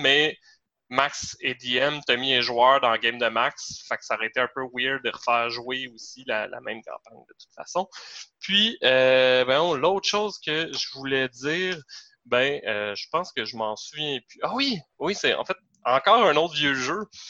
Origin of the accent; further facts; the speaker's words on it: Varennes, Quebec, Canada; quand on vient de Varennes